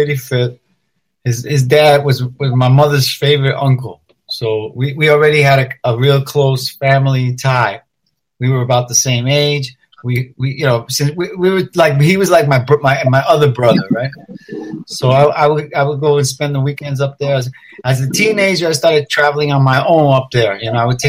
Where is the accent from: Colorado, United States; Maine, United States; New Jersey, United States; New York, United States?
New York, United States; New York City; I grew up in the Lower East Side, and I lived down there